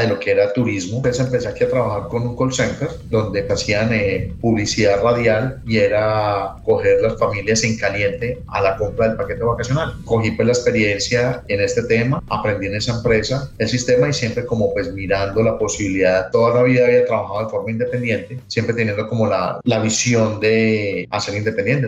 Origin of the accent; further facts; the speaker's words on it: Colombia; moved away as an adult; also born or lived in New York, United States; now in Orlando, United States; en Colombia yo soy administrador de empresas, egresado en la Universidad Católica de Risaralda tenía pues unos negocios en Colombia